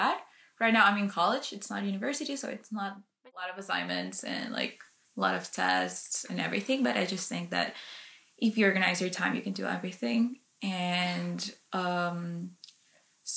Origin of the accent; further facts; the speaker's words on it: Colombia; English is a second language; moved away as an adult; now in Canada; I was born and raised in Colombia, but 2 years ago I moved to Canada